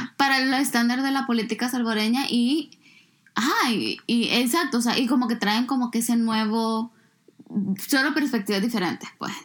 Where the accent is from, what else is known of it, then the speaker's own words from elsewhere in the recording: El Salvador; moved away; mi país